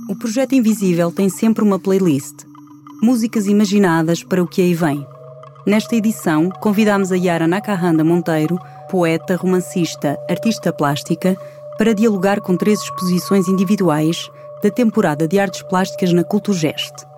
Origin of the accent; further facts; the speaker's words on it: Portugal; also born or lived in Angola; vivi onze anos fora de Portugal, mas foi aqui que cresci, ah, e foi em Angola que, que nasci